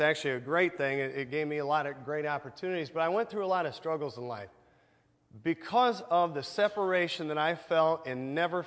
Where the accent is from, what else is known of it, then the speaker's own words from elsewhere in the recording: Goshen, Indiana, United States; I grew up here in Goshen. I actually grew up on Main Street, not too far from here.